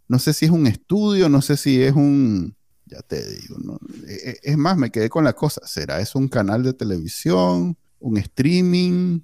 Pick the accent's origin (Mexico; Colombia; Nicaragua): Nicaragua